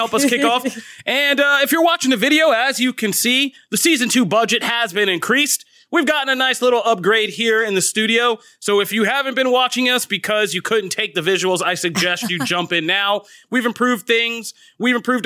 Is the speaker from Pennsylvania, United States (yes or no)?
yes; Lower Merion, Pennsylvania, United States; my hometown of Lower Merion